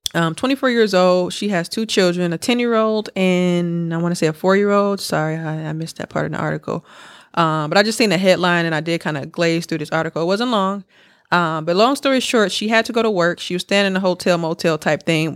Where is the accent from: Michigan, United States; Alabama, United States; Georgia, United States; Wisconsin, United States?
Wisconsin, United States; Milwaukee; moved away; I was back home, dog, in Milwaukee